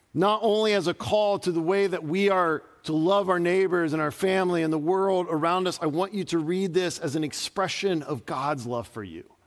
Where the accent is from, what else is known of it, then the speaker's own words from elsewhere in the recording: Dayton, Ohio, United States; moved away; I grew up outside of Dayton, Ohio